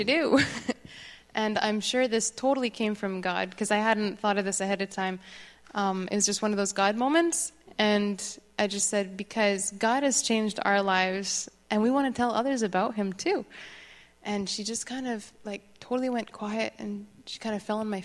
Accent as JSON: {"language": "English", "region": "Quebec", "country": "Canada", "tie": "born or raised there", "moved": "yes", "said": "I grew up in Quebec"}